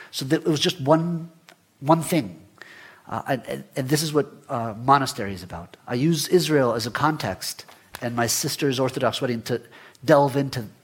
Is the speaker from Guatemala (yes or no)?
yes; Guatemala; I remember growing up in Guatemala, we were one of maybe 100 Jewish families in, in the country. Mm. So it's a very, very small Jewish community, maybe 800 people.